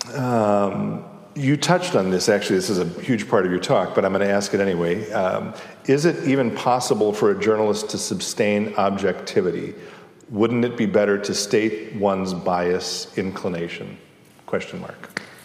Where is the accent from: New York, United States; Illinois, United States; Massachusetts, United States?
Illinois, United States; Chicago; I'm from Chicago.